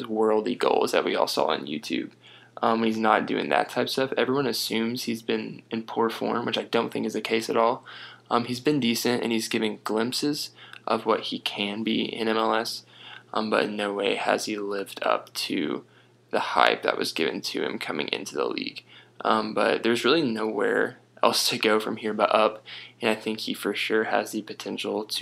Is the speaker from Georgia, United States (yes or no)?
yes; Atlanta, Georgia, United States; we are both from Atlanta